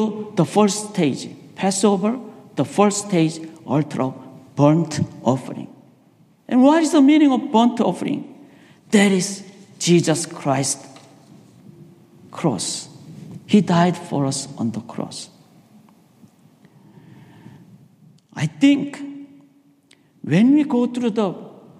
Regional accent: South Korea; moved away; I was raised in Korea.

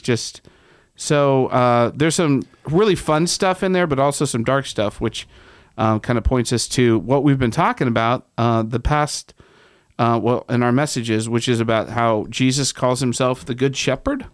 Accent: Ohio, United States; moved away; I'm from Ohio

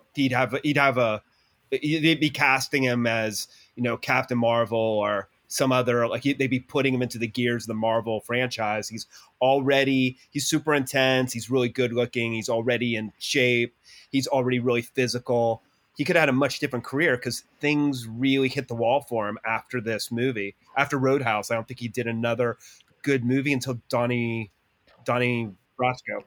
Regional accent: Columbus, Ohio, United States; I grew up in Columbus, Ohio

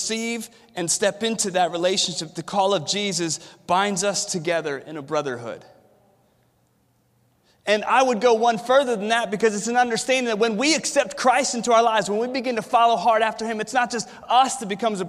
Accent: Williamsburg, Virginia, United States; I was born and raised here in Williamsburg

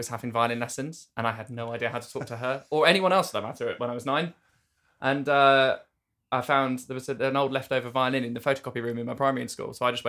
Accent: Cornwall, South West England, United Kingdom; moved away; I'm from Cornwall.

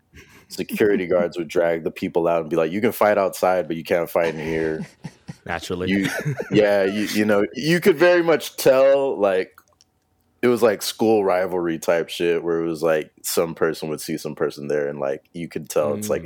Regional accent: El Paso, Texas, United States; moved away as an adult; also born or lived in Austin; I'm from El Paso, Texas.

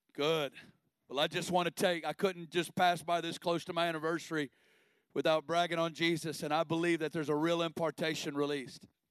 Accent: Northwest Arkansas, United States; I'm originally from Northwest Arkansas, and uh, I grew up in a great family

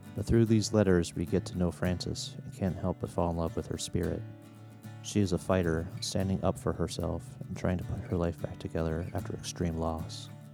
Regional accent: Hinckley, Minnesota, United States; growing up around Hinckley, which is a little small town in Minnesota, just north of the Twin Cities

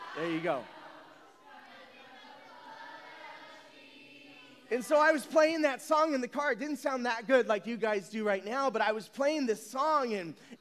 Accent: San Bernardino, California, United States; I grew up in San Bernardino

